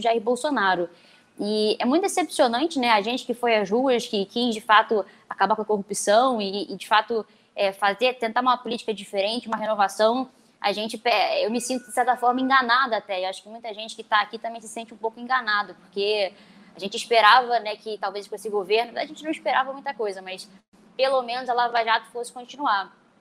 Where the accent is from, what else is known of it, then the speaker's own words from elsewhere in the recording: Rio de Janeiro, Brazil; eu sou aqui da cidade do Rio de Janeiro